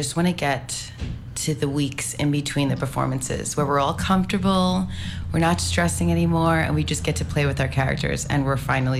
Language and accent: English; New York City, New York, United States; accent: New York; now in St. Croix, US Virgin Islands; I come from a huge dance not family, but just dance background growing up in New York City.